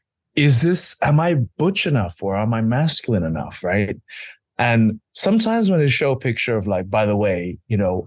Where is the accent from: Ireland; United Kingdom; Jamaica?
United Kingdom; London; I'm a Londoner